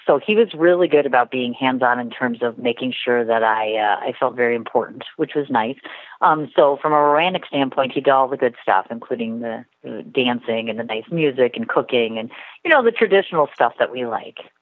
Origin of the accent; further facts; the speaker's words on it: Milwaukee, Wisconsin, United States; I'm originally a native of Milwaukee, Wisconsin. I've been living here my entire life